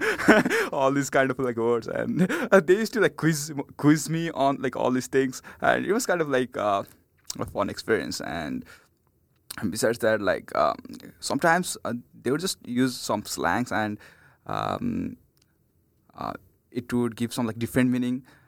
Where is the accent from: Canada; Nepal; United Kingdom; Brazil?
Nepal; English is a second language; moved away as an adult; now in United States; from Nepal